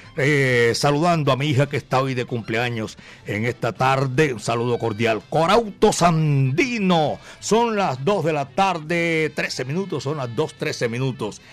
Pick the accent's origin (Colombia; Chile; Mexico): Colombia; Medellín, Antioquia; Yo soy de Medellín, barrio Santa Cruz.